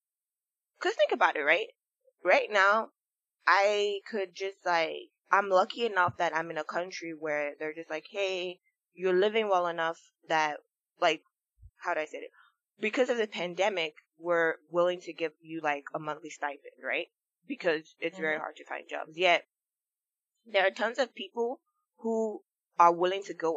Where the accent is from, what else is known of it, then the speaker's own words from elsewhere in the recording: Nigeria; I grew up in Nigeria